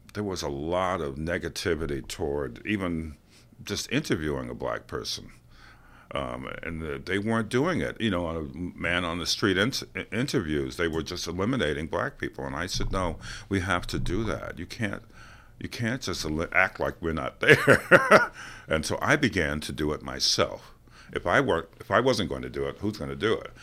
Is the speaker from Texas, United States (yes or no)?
no; New York City, New York, United States; I'm from New York City